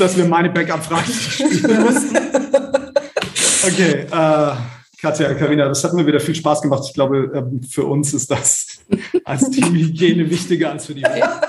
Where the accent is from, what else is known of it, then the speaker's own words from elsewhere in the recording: Baden-Württemberg, Germany; in Baden-Württemberg, wo ich herkomme